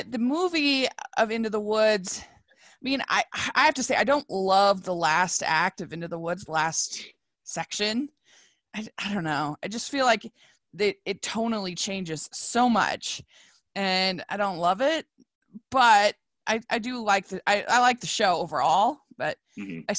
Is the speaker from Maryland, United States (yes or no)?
yes; Frederick County, Maryland, United States; now in Salt Lake City, United States; So I live in near Salt Lake. But in high school, I was actually in Maryland. It was in Frederick County in Maryland